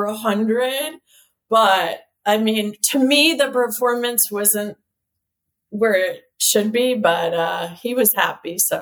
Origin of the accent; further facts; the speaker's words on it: United States; I'm an American girl